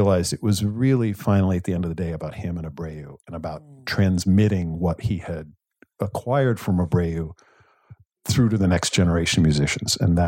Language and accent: English; Vermont, United States; Well, I grew up in Vermont, in a small town, more cows than people, literally more cows than people.